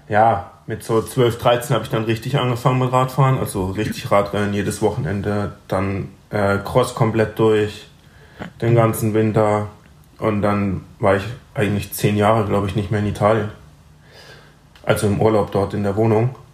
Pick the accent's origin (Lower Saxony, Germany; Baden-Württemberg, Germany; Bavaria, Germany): Baden-Württemberg, Germany; Breisach; also born or lived in Freiburg; ich bin hier geboren und in Breisach aufgewachsen.